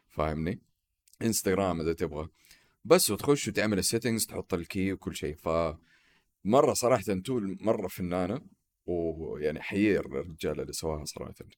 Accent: Saudi Arabia; عندنا في السعوديه

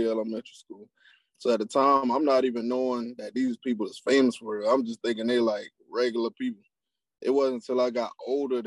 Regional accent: South Carolina, United States; I'm from Utahville, South Carolina. So now we put on, like, down in Orangeburg County, we have what you call the Low Country

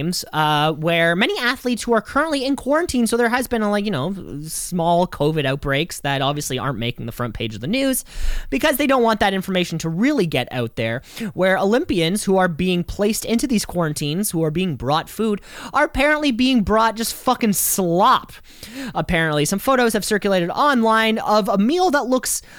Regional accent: Canada; We are so deeply ingrained in being Canadian.

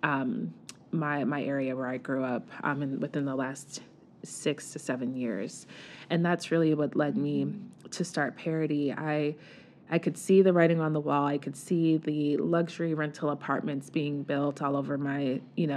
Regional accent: New York City, New York, United States; moved away as an adult; also born or lived in New Rochelle, New York; now in Baltimore, United States; I was born and raised in the Bronx

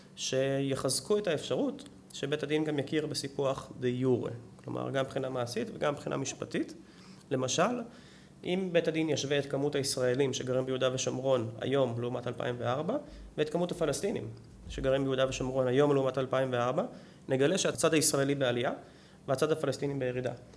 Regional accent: Israel

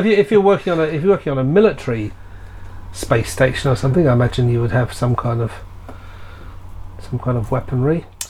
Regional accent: United Kingdom; We're British.

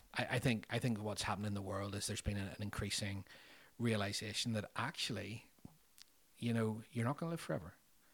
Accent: Northern Ireland, United Kingdom; growing up in Northern Ireland over 30 years, we did experience different levels of danger

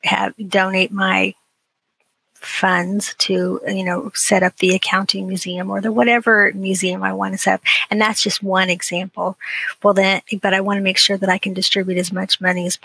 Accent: Ohio, United States; I grew up in a little podunk town in Ohio

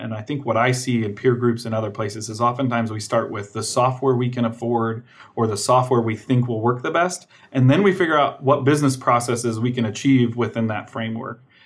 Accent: Fort Wayne, Indiana, United States; moved away as an adult; also born or lived in California; was born and raised in Fort Wayne, Indiana

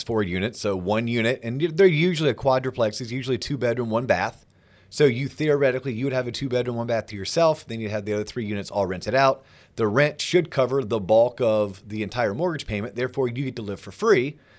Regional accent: Tennessee, United States; now in Austin, United States; really know if I like Austin, Texas, but I went to college here and I got my first job here, but maybe I'm originally from Tennessee and I have a feeling I may want to get back.

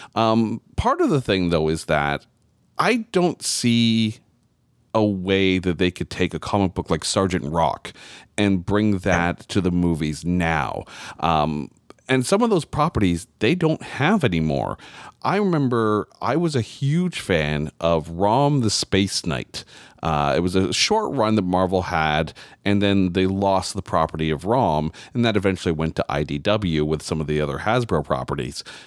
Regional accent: Canada; I'm Canadian

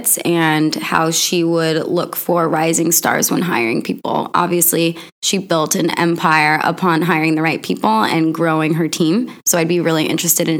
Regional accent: Maine, United States; now in Los Angeles, United States; I grew up in Maine

